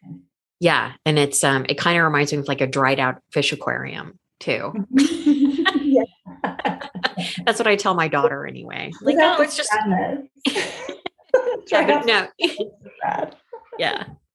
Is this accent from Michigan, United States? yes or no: no; Ohio, United States; now in Santa Fe, United States; I grew up in Ohio